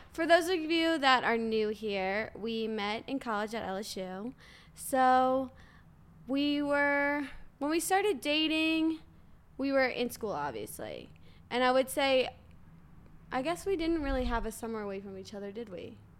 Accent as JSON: {"language": "English", "town": "New Orleans", "region": "Louisiana", "country": "United States", "said": "I'm from New Orleans"}